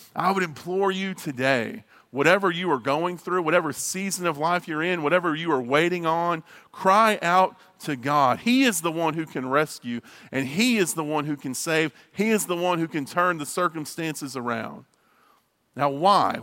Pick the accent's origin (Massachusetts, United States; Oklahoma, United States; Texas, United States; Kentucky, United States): Texas, United States; near Abilene; also born or lived in Marshall, Texas; I grew up outside of Abilene in a small town, uh, Holly, Holly, Texas, right outside of Abilene.